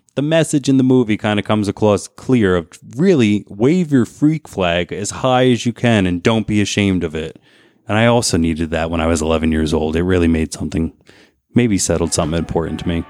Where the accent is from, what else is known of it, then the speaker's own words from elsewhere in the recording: New Jersey, United States; moved away; I came from New Jersey.